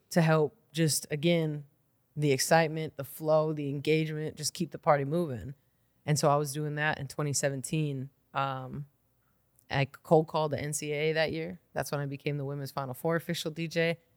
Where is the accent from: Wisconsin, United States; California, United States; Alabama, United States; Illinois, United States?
Wisconsin, United States; Milwaukee; I grew up here in Milwaukee. I'm a Milwaukee kid.